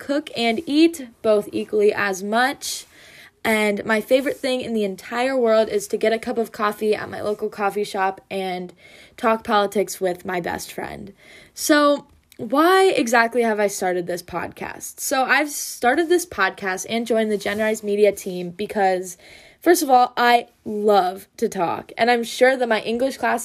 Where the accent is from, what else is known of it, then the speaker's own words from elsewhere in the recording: Wisconsin, United States; I'm a junior from Wisconsin